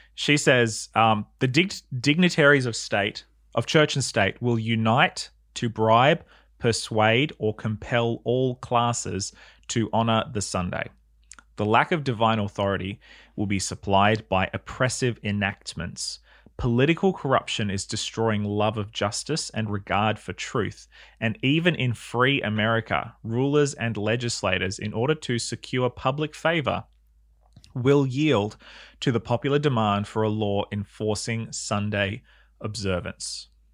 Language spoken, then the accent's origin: English; New South Wales, Australia; I remember being a kid growing up in New South Wales